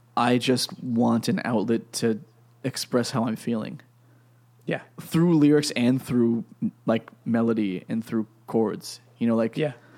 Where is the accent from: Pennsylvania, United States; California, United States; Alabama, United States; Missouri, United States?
Pennsylvania, United States; I'm from Pennsylvania